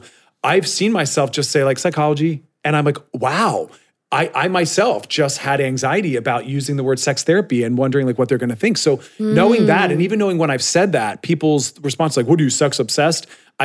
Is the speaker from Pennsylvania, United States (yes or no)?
yes; Philadelphia, Pennsylvania, United States